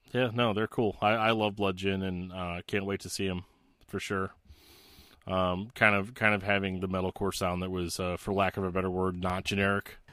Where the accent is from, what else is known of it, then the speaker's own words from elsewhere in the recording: Missouri, United States; moved away; my home state of Missouri